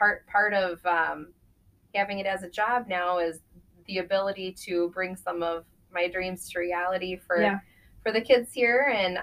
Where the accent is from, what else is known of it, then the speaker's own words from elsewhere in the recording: Nebraska, United States; moved away as an adult; I grew up in Nebraska